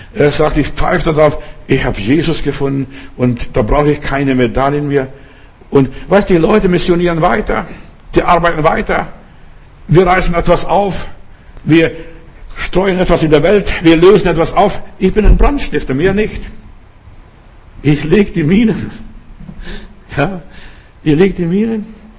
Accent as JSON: {"language": "German", "country": "Lithuania", "tie": "born or raised there", "moved": "yes", "said": "mein Vater hat bei uns in Litauen dort auf, äh, Grundstück, auf unserem Grundstück einen Brunnen gegraben"}